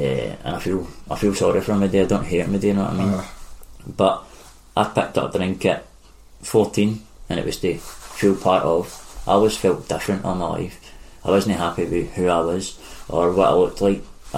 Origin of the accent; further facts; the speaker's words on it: Glasgow, Scotland, United Kingdom; Springburn, mate.